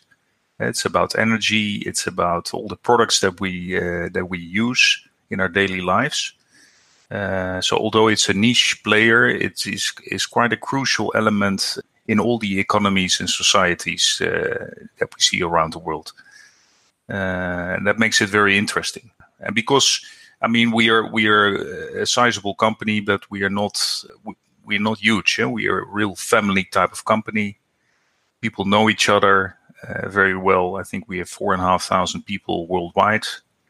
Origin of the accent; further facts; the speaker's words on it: Netherlands; I'm from the Netherlands.